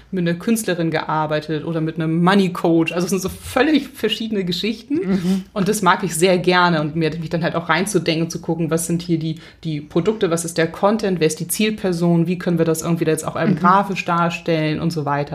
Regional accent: Hamburg, Germany; ich bin Hamburgerin

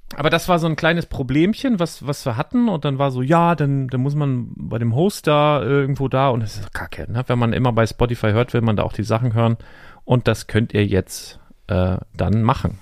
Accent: Northern Germany, Germany; als Norddeutscher

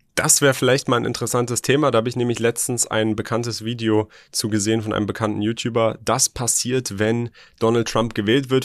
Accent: Germany; hier bei uns in Deutschland

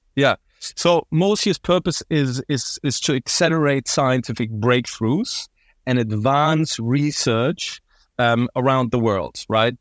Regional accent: Berlin, Germany; moved away as an adult; also born or lived in London / Paris / United States east coast; born and raised in Berlin. I really identify myself as Berliner

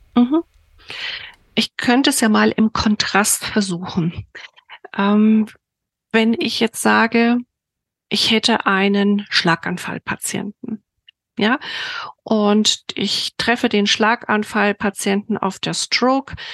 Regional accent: Bamberg, Bavaria, Germany; ich komme aus Bamberg

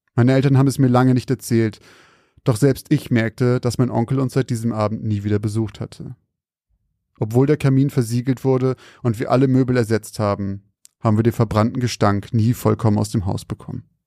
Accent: Zeven, Lower Saxony, Germany; moved away; in Zeven, da wo ich herkomme

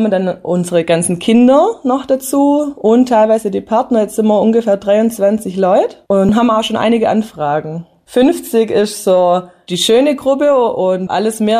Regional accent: Hüttlingen, Baden-Württemberg, Germany; now in Nattheim, Germany; Ich bin aus Hüttlingen, bin Herzog nach Nattheim und mir hat es dann einfach gefehlt.

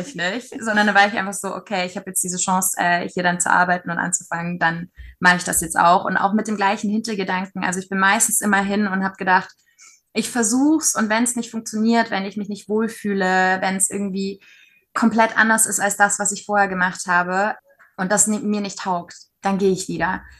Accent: Nuremberg, Bavaria, Germany; moved away as an adult; also born or lived in Berlin; Klar, war und ist auch meine Heimat

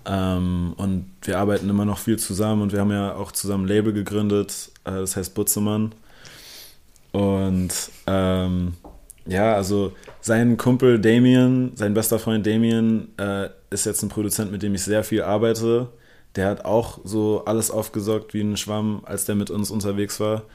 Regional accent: Berlin, Germany; first language English; German is a second language; Also ich bin gebürtiger Berliner und ja. lebe mein ganzes Leben hier. Also meine Muttersprache ist zwar Englisch, aber Deutsch folgte so okay. dicht dahinter

